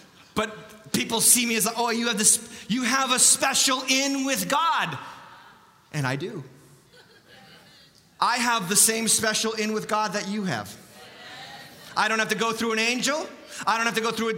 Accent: United States

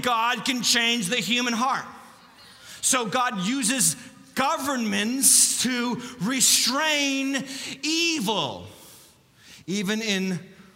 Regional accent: United States

